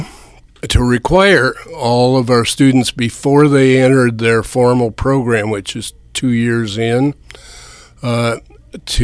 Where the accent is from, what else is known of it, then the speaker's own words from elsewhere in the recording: West Coast, United States; moved away as an adult; now in Manhattan, Kansas, United States; I grew up on the West Coast